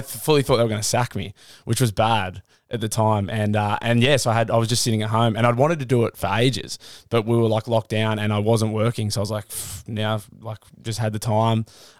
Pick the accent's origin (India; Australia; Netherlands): Australia; Newcastle, New South Wales; born or raised there; also born or lived in Cheshire, United Kingdom